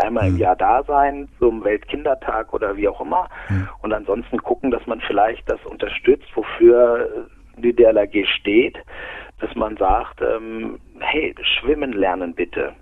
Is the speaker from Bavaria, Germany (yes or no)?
no; Aurich, Lower Saxony, Germany; now in Munich, Germany; ich bin ja aus, aus Norddeutschland, ich bin aus Friese, also eigentlich ein Küstenkind.